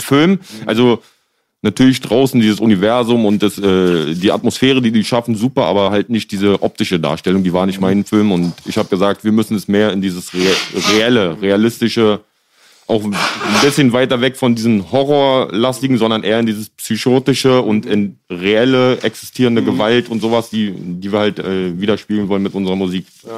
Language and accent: German; Berlin, Germany; ich bin halt auch in Kreuzberg aufgewachsen